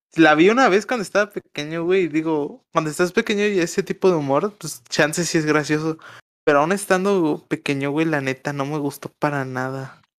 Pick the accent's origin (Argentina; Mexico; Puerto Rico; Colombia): Mexico; como mexicano te lo tengo que reconocer